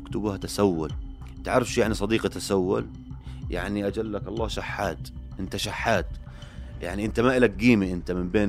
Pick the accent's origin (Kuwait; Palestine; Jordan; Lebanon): Jordan; كيف لو إنه إحنا مش أردنيين إيش كان عملتوا فينا